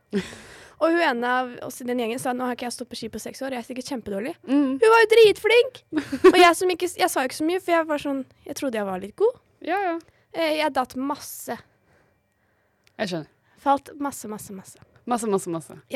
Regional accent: Oslo, Norway; now in Bergen, Norway; Vi er egentlig fra Oslo

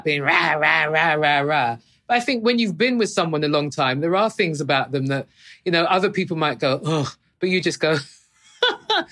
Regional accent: United Kingdom; as a Brit

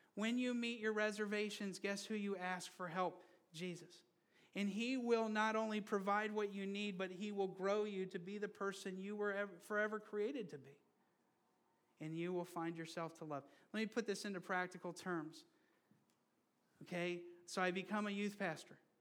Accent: Brazil; moved away; I grew up in Brazil. And I grew up under a military government for a while

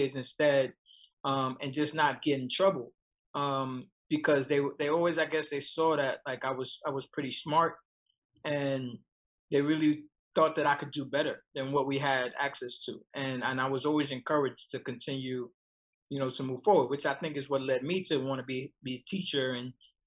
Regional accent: New York City, New York, United States; I grew up in Marcy Projects

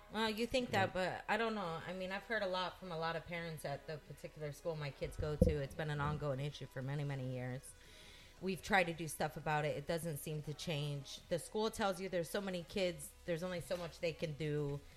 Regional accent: United States; I'm an American woman

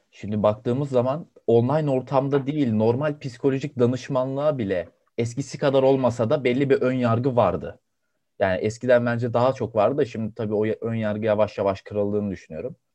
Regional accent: Denizli, Turkey; moved away as an adult; also born or lived in Istanbul; Ben Denizliliyim

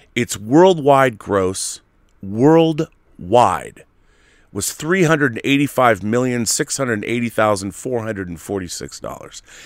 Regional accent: Seattle, Washington, United States; I grew up in Seattle

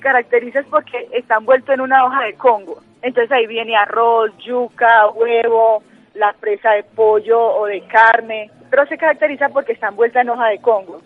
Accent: Salento, Quindío, Colombia; acá a nuestro municipio

